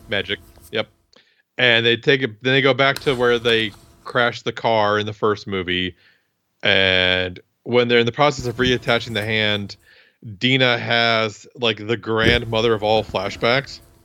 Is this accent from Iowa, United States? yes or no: yes; Iowa, United States; I'm from Iowa